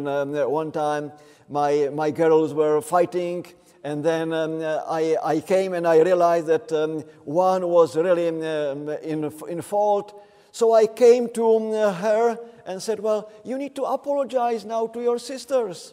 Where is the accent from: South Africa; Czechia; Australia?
Czechia; I am from the Czech Republic